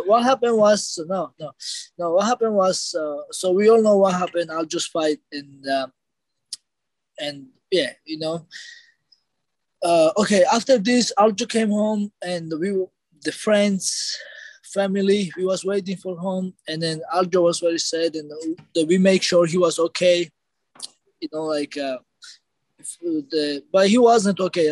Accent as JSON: {"language": "English", "country": "Georgia", "said": "we are from Georgia. We're brothers"}